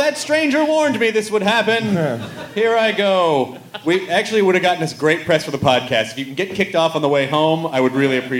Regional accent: the South, United States; moved away; because I'm from the South, and I always forget the terminology. I slip back into y'all when I come back to the South

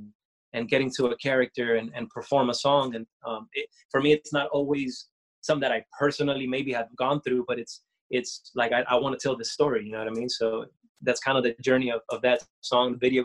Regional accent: Costa Rica; I'm from Costa Rica, born in Costa Rica

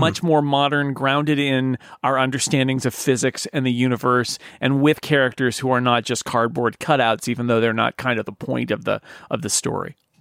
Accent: United States; as an American

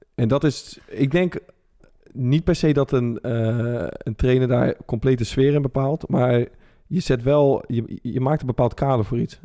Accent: Rotterdam, South Holland, Netherlands; als Rotterdamse gozer

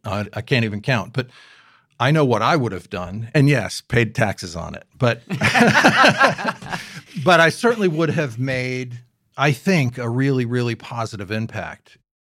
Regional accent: Newport, Rhode Island, United States; I grew up here in Newport

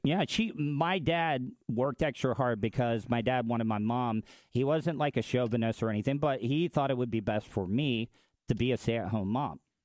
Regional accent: the South, United States; as a man growing up in the South

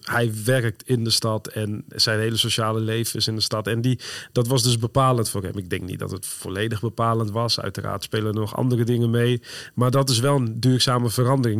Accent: Northerners, northern Netherlands, Netherlands; we als Noorderlingen

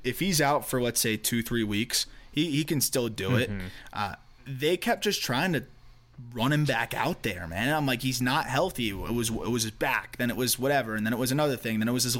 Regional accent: Florida, United States; I'm from Florida

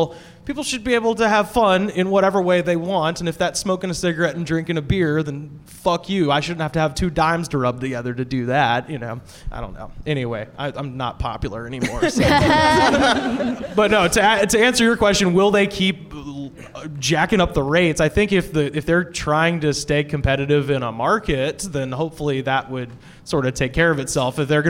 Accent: Alabama, United States; I grew up in Alabama.

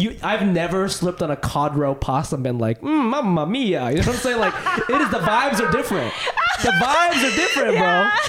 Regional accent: Japan; moved away; when I was growing up in Japan

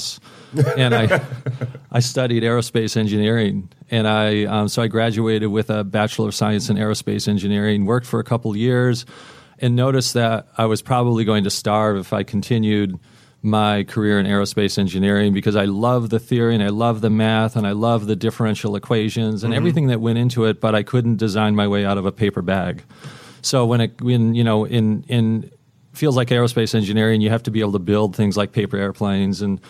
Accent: Detroit, Michigan, United States; moved away; born and raised in Detroit

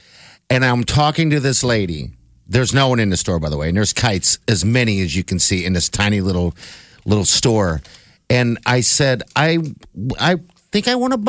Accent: Omaha, Nebraska, United States; I'm like, from Omaha, Nebraska.

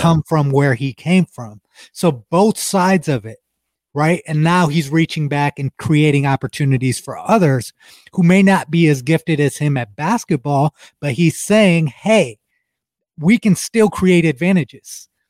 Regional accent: Ohio, United States; We're both from Ohio

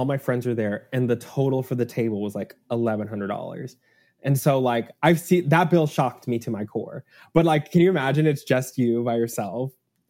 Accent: Texas, United States; now in New York, United States; I grew up in Texas with Whataburger.

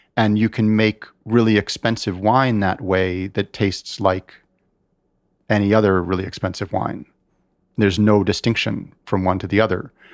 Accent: United States; I'm American. I am very much an American.

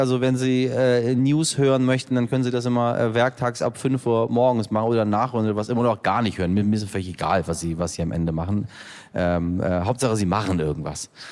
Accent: Hamburg, Germany; also born or lived in Iran; wir kommen aus Hamburg und wir Hamburger sind alle sehr arrogant mit unserer Stadt

